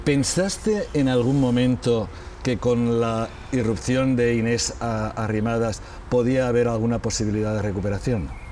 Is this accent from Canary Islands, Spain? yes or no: no; Valencian Community, Spain; a un nacionalista valenciano eh, convencido, toda mi vida he sido nacionalista